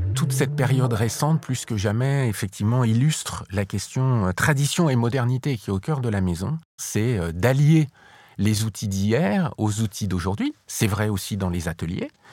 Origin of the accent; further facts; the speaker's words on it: France; Lorsqu'on est français